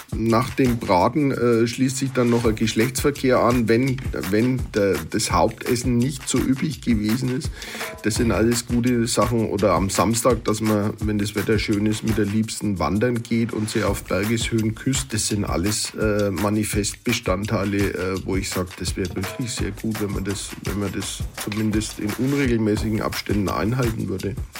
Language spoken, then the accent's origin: German; Nuremberg, Bavaria, Germany; accent: Franconian; also born or lived in Hamburg; ich als Mittelfranke, als evangelischer Mittelfranke